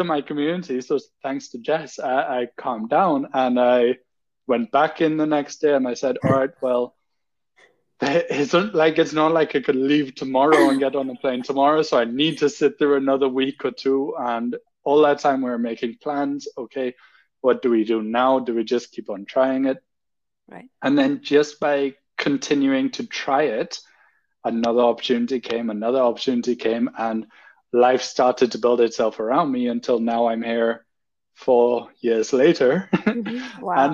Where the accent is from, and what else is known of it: Trinidad & Tobago; moved away as an adult; also born or lived in United Kingdom; now in Germany